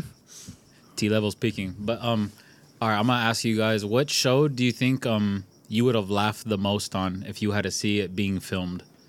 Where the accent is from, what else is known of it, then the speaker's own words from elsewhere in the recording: California, United States; we grew up in California